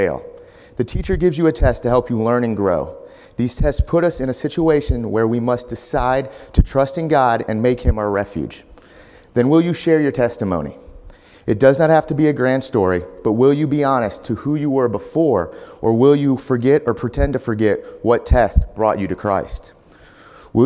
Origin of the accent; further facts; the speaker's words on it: South Bend, Indiana, United States; I was born in South Bend, Indiana